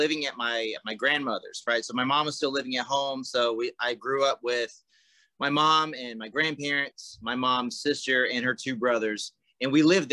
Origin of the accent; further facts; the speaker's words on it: South Carolina, United States; moved away as an adult; now in Iowa, United States; So I grew up in South Carolina, but I haven't lived in South Carolina since I was 18